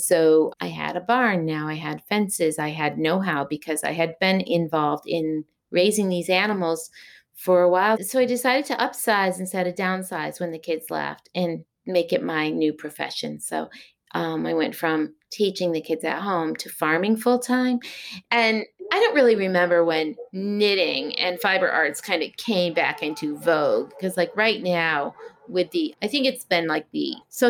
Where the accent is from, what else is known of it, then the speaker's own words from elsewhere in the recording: the Berkshires, Massachusetts, United States; also born or lived in Long Beach, California; now in Shaftesbury, Vermont, United States; I was born in Long Beach, California, and then moved as a youth to Massachusetts, to the Berkshires, is where my grandparents' farm was that I moved to from California.